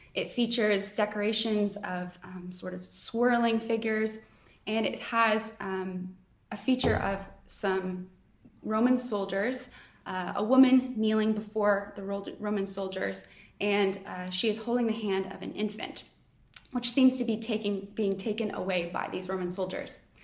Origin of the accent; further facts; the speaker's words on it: Canada; now in Oxford, United Kingdom; I am not from Oxford, um, I'm Canadian